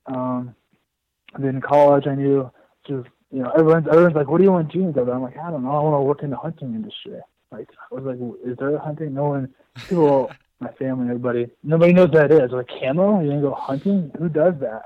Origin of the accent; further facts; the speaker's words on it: Indianola, Iowa, United States; moved away; I grew up in Iowa. I'm from you know south central Iowa, uh, south around Indianola area